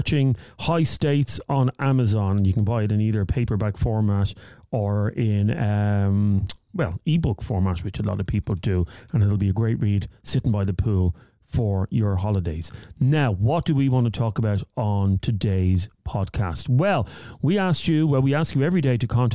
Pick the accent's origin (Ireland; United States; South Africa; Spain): Ireland; Dublin, Leinster; I'm from Milltown, where we're mm-hmm. based.